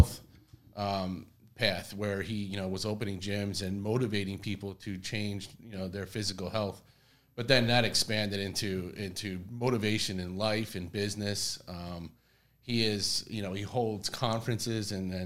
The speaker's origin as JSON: {"language": "English", "town": "Brick", "region": "New Jersey", "country": "United States", "tie": "born or raised there", "said": "I grew up in Bricktown"}